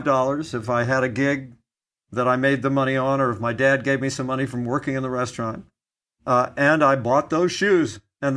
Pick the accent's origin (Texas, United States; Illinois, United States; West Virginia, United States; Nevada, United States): West Virginia, United States; Beckley; My hometown was the county seat in West Virginia, in Beckley, West Virginia.